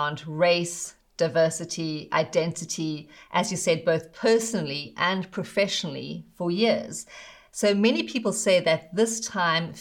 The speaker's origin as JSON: {"language": "English", "country": "South Africa", "tie": "born or raised there", "moved": "yes", "said": "I grew up in South Africa and saw firsthand the brutal reality of apartheid's structural racism"}